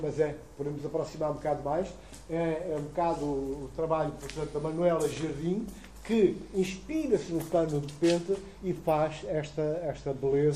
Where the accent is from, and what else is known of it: Guinea-Bissau; born or raised there